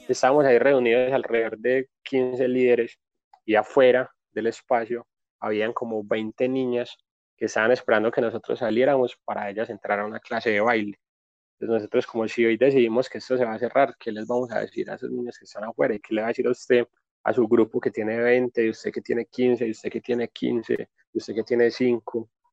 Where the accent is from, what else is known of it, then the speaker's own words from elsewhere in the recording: Medellín, Antioquia, Colombia; Nací acá en Medellín, soy de la vereda La Loma